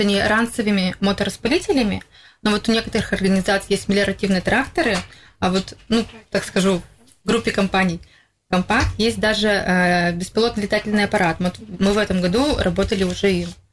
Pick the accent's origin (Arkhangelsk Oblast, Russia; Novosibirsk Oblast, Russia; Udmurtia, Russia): Udmurtia, Russia; Izhevsk; в Первомайском мы, получается, работаем третий год. Я сама там коренной житель